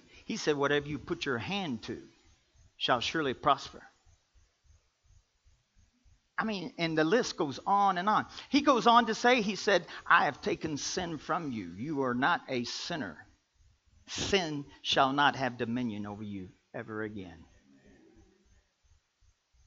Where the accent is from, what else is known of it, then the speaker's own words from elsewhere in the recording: Kentucky, United States; I'm from Kentucky.